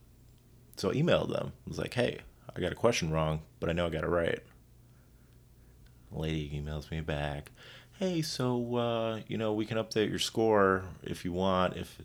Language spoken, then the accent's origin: English; South Florida, United States; I grew up in South Florida with the rich and famous